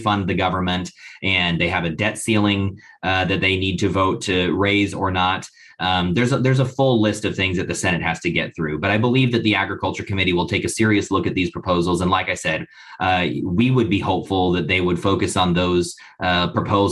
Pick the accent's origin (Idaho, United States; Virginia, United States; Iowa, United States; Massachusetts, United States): Idaho, United States; I'm from Idaho, which is in the West, very arid, very, very drought stricken